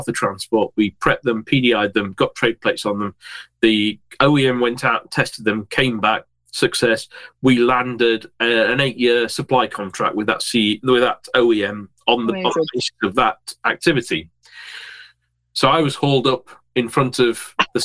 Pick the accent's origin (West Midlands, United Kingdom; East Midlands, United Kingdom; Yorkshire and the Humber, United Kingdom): Yorkshire and the Humber, United Kingdom; I'm a Yorkshireman.